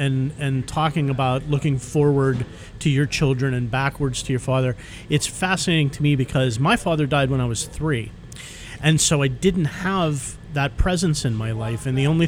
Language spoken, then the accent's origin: English; Pittsburgh, Pennsylvania, United States; Growing up in Pittsburgh.